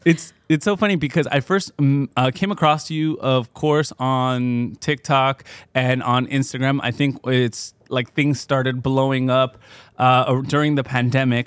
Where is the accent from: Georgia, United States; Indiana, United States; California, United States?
California, United States; Fontana; also born or lived in Michoacán; I grew up in Fontana